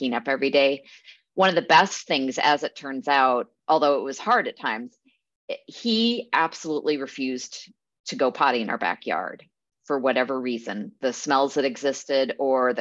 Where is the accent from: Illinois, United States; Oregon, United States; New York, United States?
Oregon, United States; Eugene; now in Portland, United States; I grew up in Eugene, so not too far from here